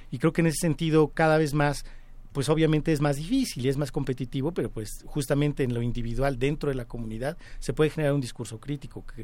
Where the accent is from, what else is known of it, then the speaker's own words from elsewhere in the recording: Mexico City, Mexico; los pedregales de Coyoacán, donde yo nací